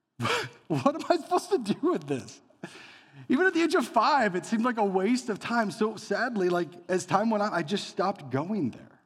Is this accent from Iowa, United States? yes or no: yes; Elgin, Iowa, United States; growing up as a kid, my town was so small, you could hit the whole thing in one hour. Every house in Elgin, Iowa that had a light on